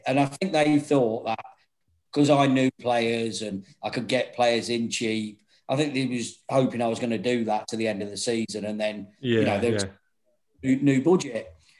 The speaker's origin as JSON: {"language": "English", "town": "Grantham", "region": "East Midlands", "country": "United Kingdom", "said": "Oh, Grantham."}